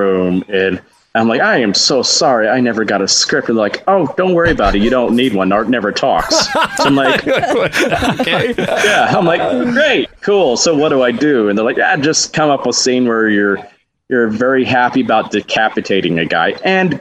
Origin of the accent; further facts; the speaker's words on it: Huntsville, Alabama, United States; just doing children's theater in my hometown of Huntsville.